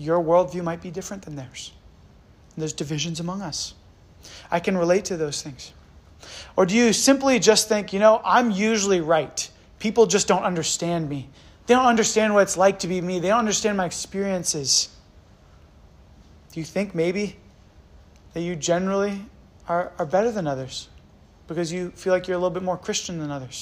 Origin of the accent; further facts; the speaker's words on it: United States; My parents are from Canada, but I was born and raised in America